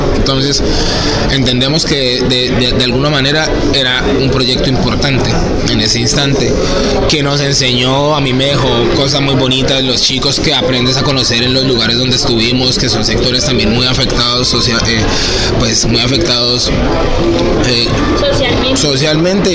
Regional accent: Bogotá, Colombia; moved away as an adult; now in Cali, Colombia; en Bogotá, justamente donde yo nací

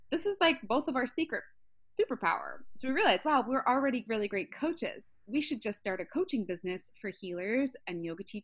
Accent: Baltimore, Maryland, United States; I'm from West Side of Baltimore, so yeah, even even West Side of Baltimore people can buy a house in San

